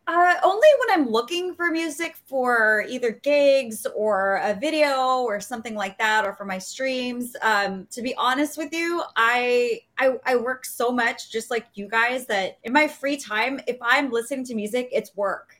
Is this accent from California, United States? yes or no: yes; Los Angeles, California, United States; repping my hometown, Los Angeles, California. My home, like, I just, I'm born and raised here